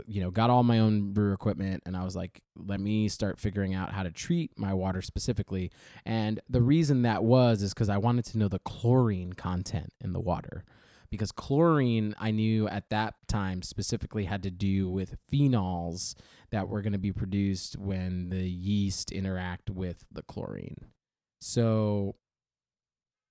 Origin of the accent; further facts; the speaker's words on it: New York, United States; as a New Yorker